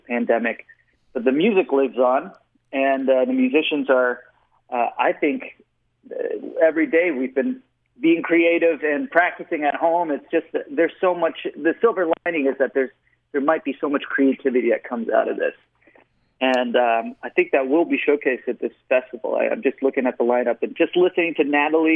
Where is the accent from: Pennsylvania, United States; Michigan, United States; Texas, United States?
Texas, United States; Austin; I was born and raised in Austin, Texas